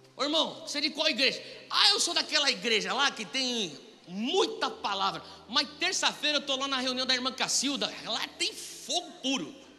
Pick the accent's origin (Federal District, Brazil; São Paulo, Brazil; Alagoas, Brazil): São Paulo, Brazil; moved away as an adult; also born or lived in United States; nascido e criado em São Paulo